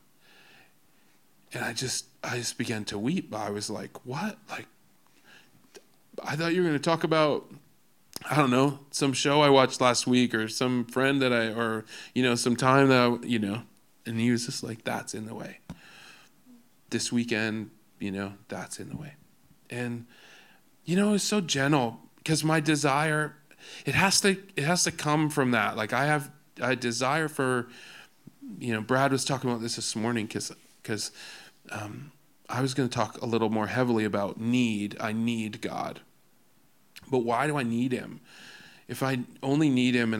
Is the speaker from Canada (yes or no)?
yes; Alberta, Canada